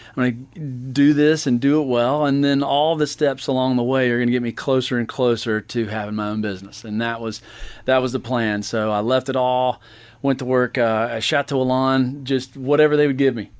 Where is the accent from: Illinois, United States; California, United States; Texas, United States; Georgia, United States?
Georgia, United States; Buford; moved away as an adult; also born or lived in Florida; I'm from Beaufort, Georgia